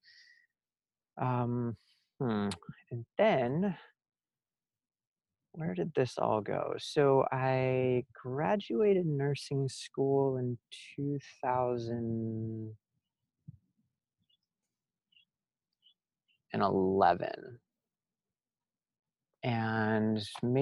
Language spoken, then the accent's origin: English; Miami, Florida, United States; also born or lived in Chicago; now in Los Angeles, United States; I'm from Miami